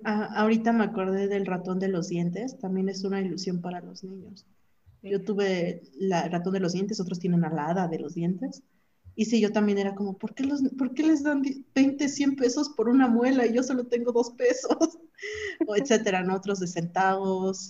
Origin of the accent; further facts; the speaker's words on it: Mexico; Como buen mexicano